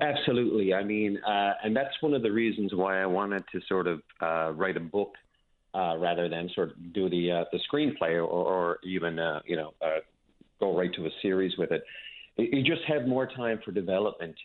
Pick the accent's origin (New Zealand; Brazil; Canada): Canada; Petty Harbour, Newfoundland and Labrador; a small community like I grew up in Petty Harbor and, and Newfoundland in general